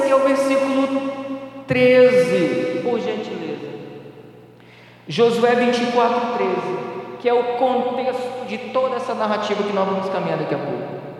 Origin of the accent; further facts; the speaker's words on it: Northeast Region, Brazil; Eu sou nordestino